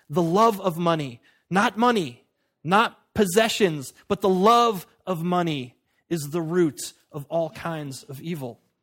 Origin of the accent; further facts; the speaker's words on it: United States; I'm an American